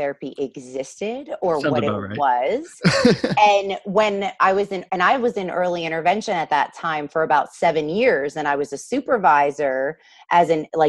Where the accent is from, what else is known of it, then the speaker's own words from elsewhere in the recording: New Jersey, United States; now in Southern California, United States; So I am from New Jersey, and I started out as an ABA therapist when I was 18.